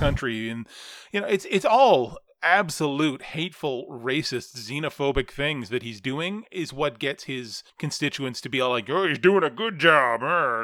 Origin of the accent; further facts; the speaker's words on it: Canada; as a Canadian.